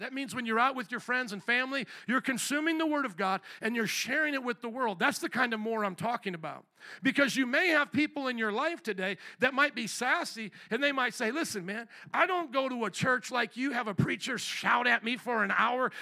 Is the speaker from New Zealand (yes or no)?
no; United States; we as the American people